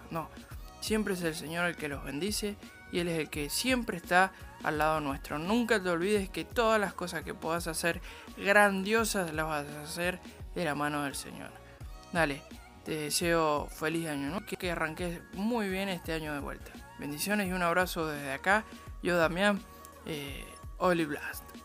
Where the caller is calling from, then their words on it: Seville, Andalusia, Spain; os, saludo desde España, desde Sevilla, que es una maravilla y que es la mejor ciudad del mundo.